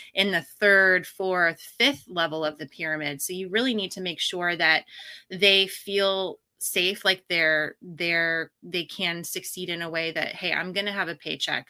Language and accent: English; Pacific Northwest, United States; now in Austin, United States; I was born and raised in the Pacific Northwest